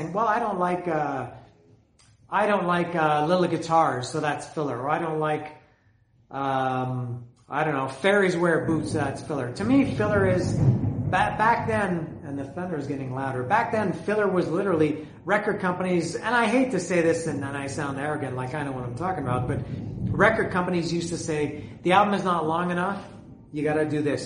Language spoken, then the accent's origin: English; Canada; I'm Canadian